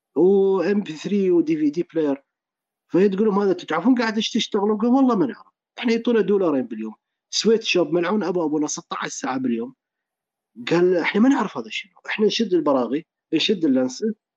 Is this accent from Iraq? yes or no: yes; Iraq; also born or lived in Dubai, United Arab Emirates; كبرت بالعراق